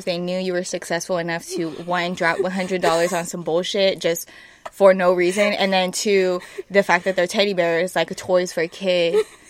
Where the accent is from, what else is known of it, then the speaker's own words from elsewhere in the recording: California, United States; moved away as an adult; now in New York, United States; I, as you all know, have moved away from California, the homeland.